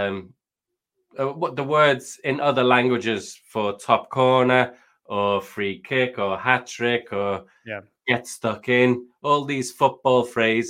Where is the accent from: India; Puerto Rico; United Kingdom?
United Kingdom; Liverpool, North West England; accent: Scouse; also born or lived in Japan / Australia / Indonesia; I am a Scouser. I am from Liverpool. I was born 1 mile away from Wayne Rooney that way, and then 1 mile away from Steven Gerrard that way. I was born in the middle. I went to school with Steven